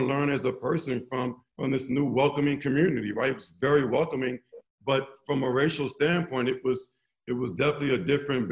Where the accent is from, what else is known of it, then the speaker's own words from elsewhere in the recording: New Orleans, Louisiana, United States; as a young kid growing up in New Orleans